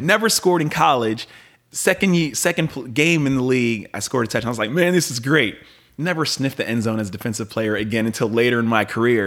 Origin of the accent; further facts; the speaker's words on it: Pennsylvania, United States; I grew up an Eagles fan, being from Pennsylvania